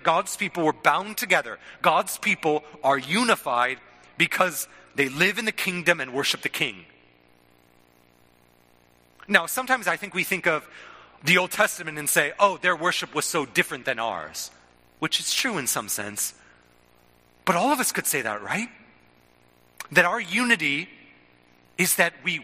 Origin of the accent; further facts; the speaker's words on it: United States; sort of being American